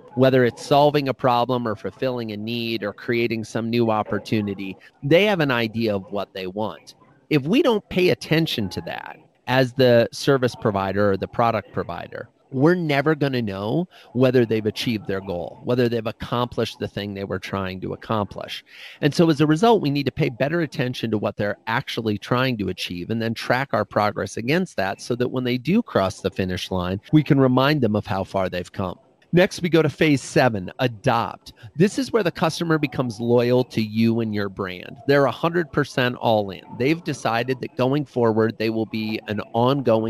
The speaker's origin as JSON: {"language": "English", "region": "Iowa", "country": "United States", "tie": "born or raised there", "said": "I grew up in Iowa"}